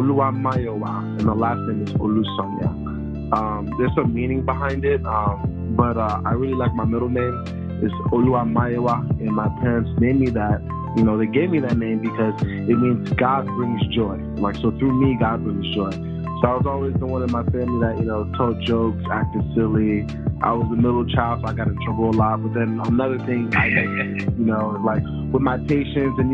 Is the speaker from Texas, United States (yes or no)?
no; Tampa, Florida, United States; moved away as an adult; also born or lived in Baltimore, Maryland / Boston / Orlando; now in San Antonio, United States; I grew up in Tampa from like age 7, 8 to all the way to high school